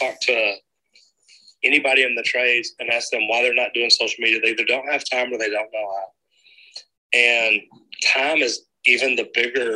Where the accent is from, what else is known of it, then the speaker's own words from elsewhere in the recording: Dallas, Texas, United States; Here in Dallas, my hometown